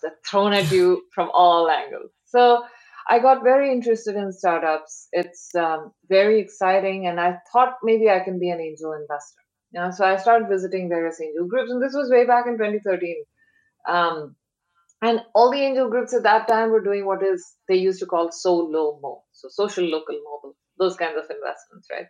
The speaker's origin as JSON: {"language": "English", "country": "India", "tie": "born or raised there", "moved": "as an adult", "lives_now": "San Francisco Bay Area, United States", "said": "I grew up in India, born, brought up there, uh, came here for graduate studies."}